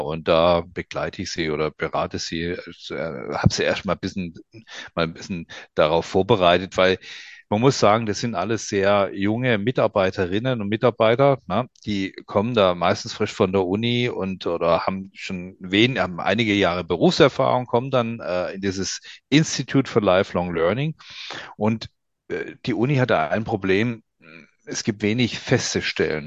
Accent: Swabia, Germany; now in Nuremberg, Germany; ich bin ja eigentlich Schwabe

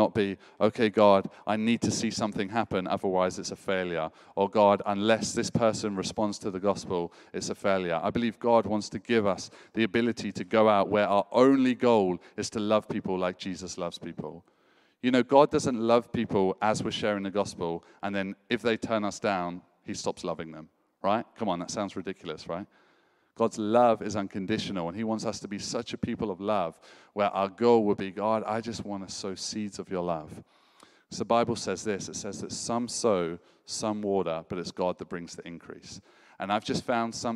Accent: United Kingdom; as a Brit

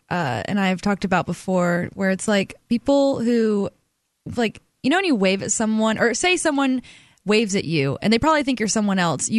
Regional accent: Alabama, United States; moved away; I'm from Alabama

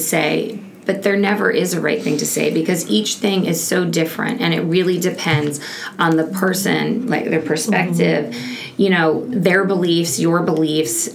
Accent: Iowa, United States; I grew up in Iowa

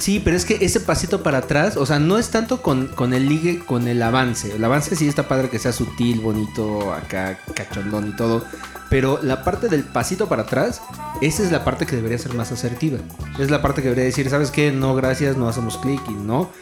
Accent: Mexico; como mexicanos

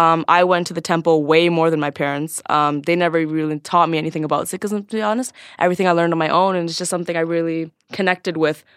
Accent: Scarborough, Ontario, Canada; So I was born and raised in Scarborough, which is a pretty ghetto little suburb in...

